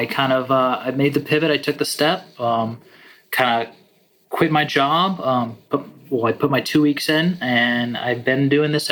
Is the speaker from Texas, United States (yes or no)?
yes; Texas, United States; moved away; also born or lived in Hendersonville, Tennessee; I grew up in Texas, and around 1997, my family picked up and moved to Hendersonville, Tennessee